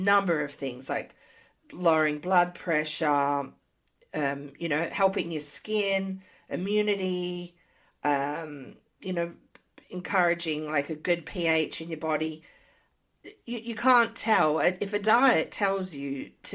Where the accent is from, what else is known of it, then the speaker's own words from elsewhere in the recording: Australia; moved away as an adult; also born or lived in Canada; now in United States; I moved from Australia to Canada, my diet changed a lot